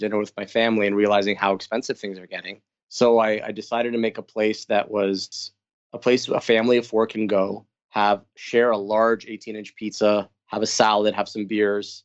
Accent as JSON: {"language": "English", "region": "California", "country": "United States", "moved": "yes", "lives_now": "Toronto, Canada", "said": "being from California, being Armenian"}